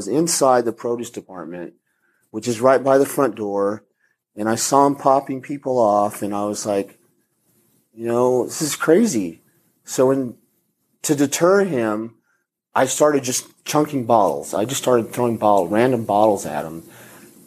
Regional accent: El Paso, Texas, United States; I'm from El Paso, and I know Spanish

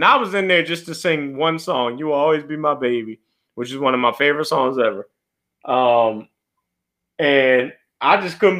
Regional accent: Philadelphia, Pennsylvania, United States; I'm from Philly

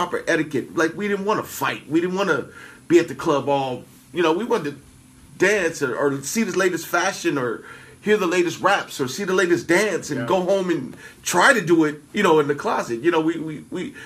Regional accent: California, United States; I'm from California

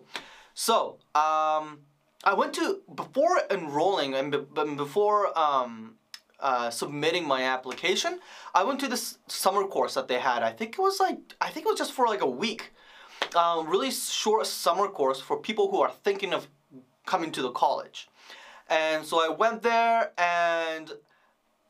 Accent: Vancouver, British Columbia, Canada; I grew up in Vancouver

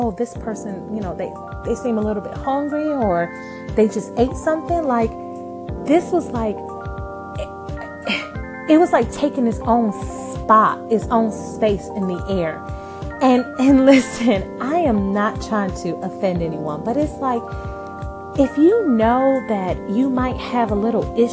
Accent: New York, United States; moved away as an adult; now in Southern United States; I'm from New York, so when I moved to the South, it was kind of an adjustment

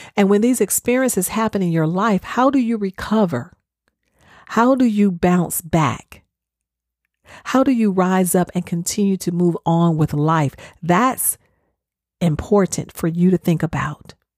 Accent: the South, United States; I'm from the South, so I know how we do sweet tea

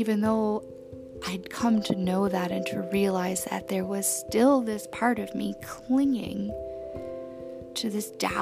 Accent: New Orleans, Louisiana, United States; I was born in New Orleans and I was raised by Tom and Hannah

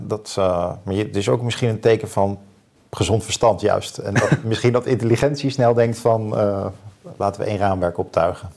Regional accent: Leusden, Utrecht, Netherlands; Ik ben dan eh, opgegroeid in Leusden bij Amersfoort

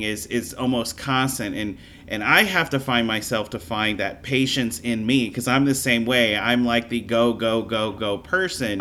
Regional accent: Louisiana, United States; moved away as an adult; also born or lived in Florida; I was born and raised in Louisiana

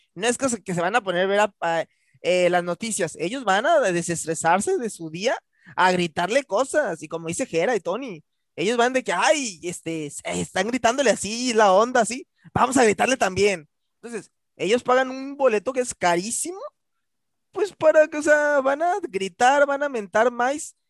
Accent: Mexico; así son los mexicanos, así somos.

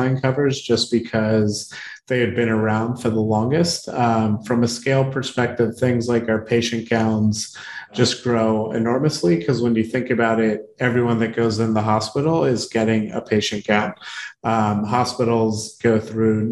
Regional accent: Baltimore, Maryland, United States; I grew up in Baltimore

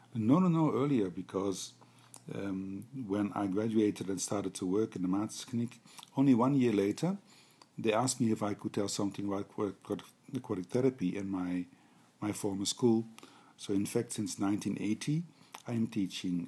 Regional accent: Netherlands; I'm a physiotherapist from the Netherlands

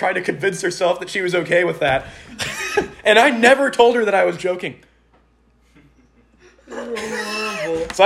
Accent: Texas, United States; I'm from Texas. We're all from Texas

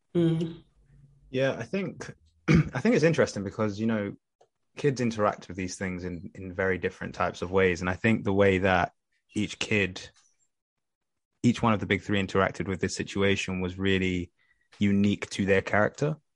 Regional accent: London, United Kingdom; I grew up in Tottenham. I first started off in Tottenham

